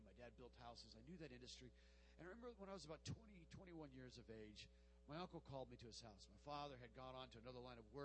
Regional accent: Tucson, Arizona, United States; my hometown of Tucson, Arizona

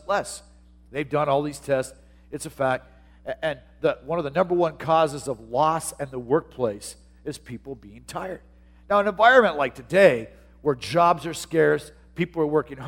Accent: Tucson, Arizona, United States; moved away as an adult; also born or lived in Portland; my hometown in Tucson, Arizona

